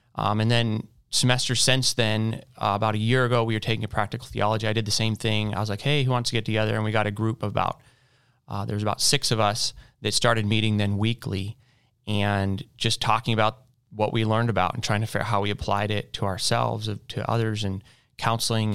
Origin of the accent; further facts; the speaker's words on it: Boise, Idaho, United States; now in Louisville, United States; I am from Boise, Idaho.